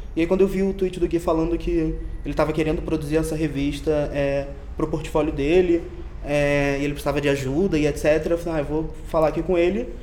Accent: Rio de Janeiro, Brazil; accent: chiado carioca; now in São Paulo, Brazil; sou do Rio de Janeiro, por isso que eu chio

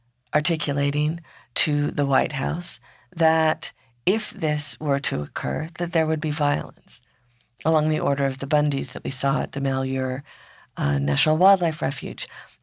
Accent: Four Corners area, Utah, United States; my home country, which is in Utah, Four Corners area.

